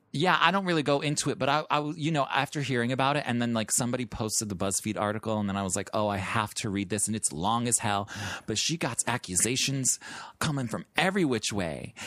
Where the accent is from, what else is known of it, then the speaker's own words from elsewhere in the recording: Chicago, Illinois, United States; moved away; And I'm from the Midwest, so, like, in Chicago